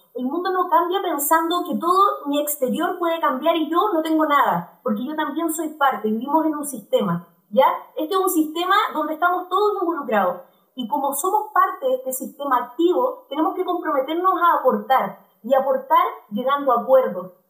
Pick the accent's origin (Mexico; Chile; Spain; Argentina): Chile; Todos somos chilenos